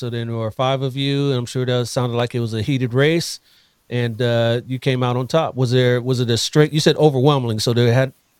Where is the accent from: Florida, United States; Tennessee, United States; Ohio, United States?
Ohio, United States; now in California, United States; I started out, I grew up in Ohio before I came out to California.